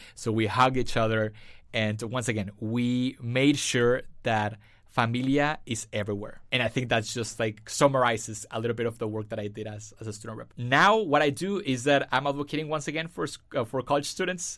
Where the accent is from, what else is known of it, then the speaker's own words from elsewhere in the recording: Mexico; moved away as an adult; also born or lived in Fullerton, California; now in United States; I was born and raised in Mexico. So I came here to the States five years ago